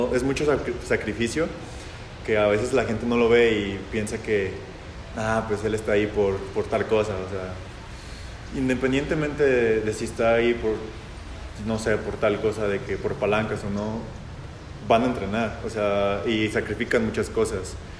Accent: Jalisco, Mexico; soy jalisciense

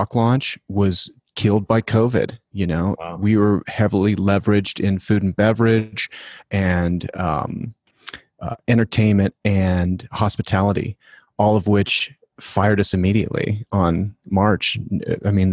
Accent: Denver, Colorado, United States; I'm from Denver

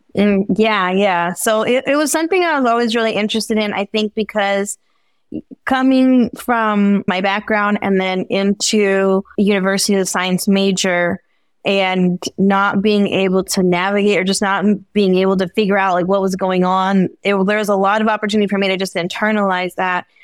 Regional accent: Bay Area, California, United States; my family's from El Salvador, so I was born here in the Bay Area

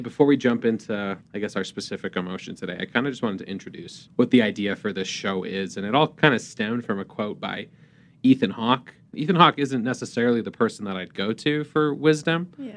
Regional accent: Canada; moved away as an adult; also born or lived in Utah; I'm from Canada originally

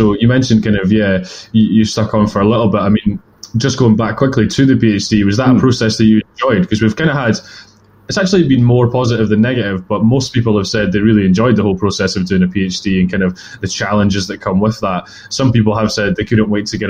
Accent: Edinburgh, Scotland, United Kingdom; I'm from Edinburgh

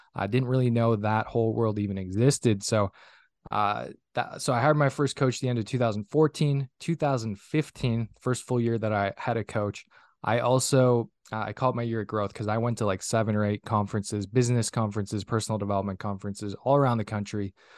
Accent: northern Minnesota, United States; now in Minneapolis–Saint Paul, United States; born and raised in Minnesota, originally, uh, from a small little town of three hundred people up in, uh, northern Minnesota

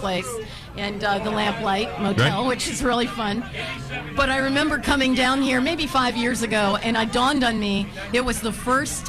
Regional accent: Montclair, New Jersey, United States; Immaculate Conception in Montclair. Woohoo, my hometown

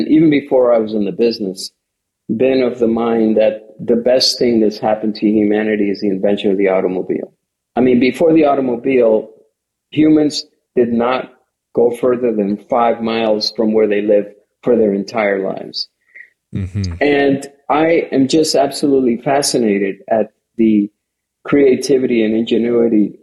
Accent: Miami, Florida, United States; moved away as an adult; also born or lived in Cuba; now in Chicago, United States; I grew up in Miami

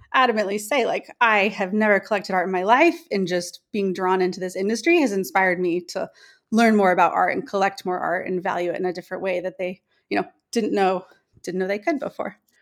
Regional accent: Newport Beach, California, United States; also born or lived in Bay Area, California; I'm from Newport Beach, California, which is in Southern California.

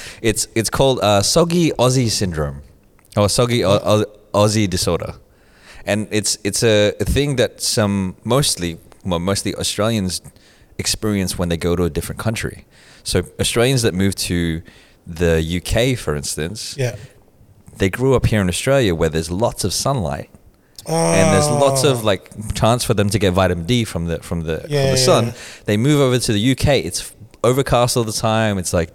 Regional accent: Philippines; But we're also Filipino.

